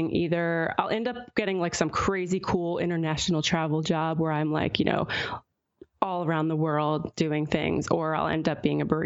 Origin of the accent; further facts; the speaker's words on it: Pennsylvania, United States; luckily, I ended up at Temple, which is right in Philadelphia, so near my hometown. So I was able to move back home and commute to Temple.